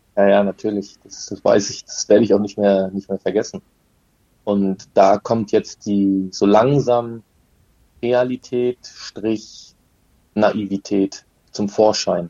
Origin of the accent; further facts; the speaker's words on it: Rügen, Mecklenburg-Vorpommern, Germany; Wir kommen auch beide von der Insel Rügen